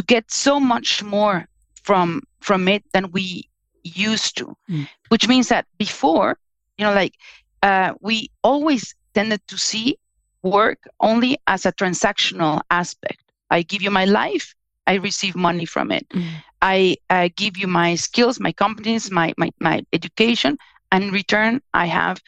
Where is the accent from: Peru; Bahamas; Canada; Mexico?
Mexico; also born or lived in Germany / United States; now in Spain; I'm originally from Mexico. I live in Spain, but I also worked in Germany and in the US.